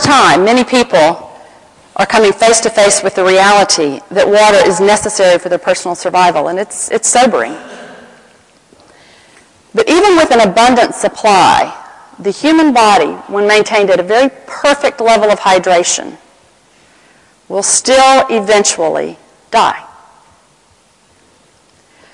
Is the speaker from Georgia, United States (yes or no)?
yes; Atlanta, Georgia, United States; accent: Southern American; my hometown of Atlanta, Georgia